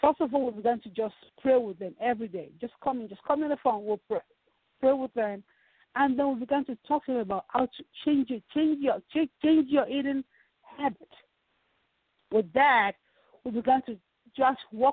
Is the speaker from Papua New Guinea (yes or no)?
no; Nigeria; now in Dallas, United States; I'm from Nigeria. I have an accent.